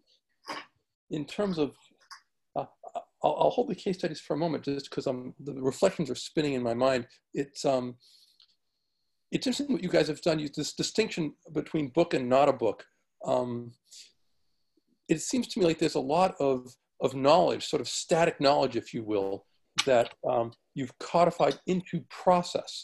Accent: New England, United States; I grew up in New England

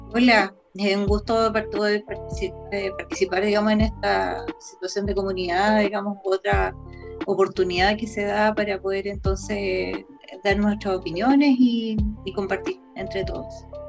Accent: Chile; como chileno

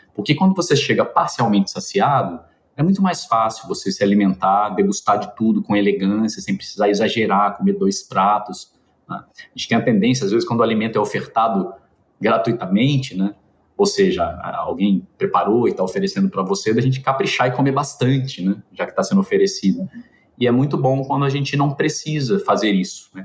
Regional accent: Minas Gerais, Brazil; eu sou mineiro

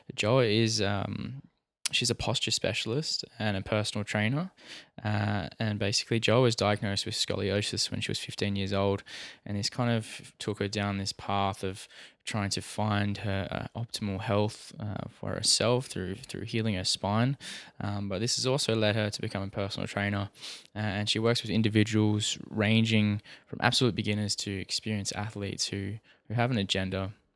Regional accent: Perth, Western Australia, Australia; I'm from Perth.

